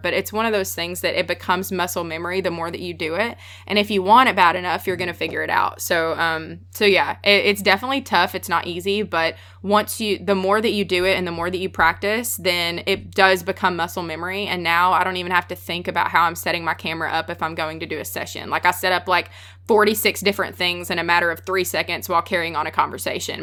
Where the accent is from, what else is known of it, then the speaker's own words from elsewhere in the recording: the South, United States; accent: Southern; I'm from the South. I have a really strong accent